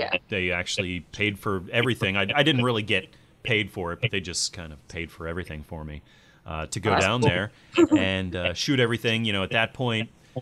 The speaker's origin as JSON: {"language": "English", "country": "United States", "said": "I'm American"}